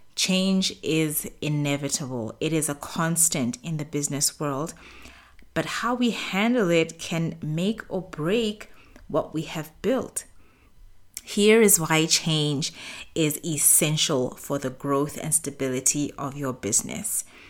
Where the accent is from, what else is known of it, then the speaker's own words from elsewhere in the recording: Botswana; moved away as an adult; now in Middle East; I've run businesses in the Middle East where I've lived for the past ten years, as well as in my home country, Botswana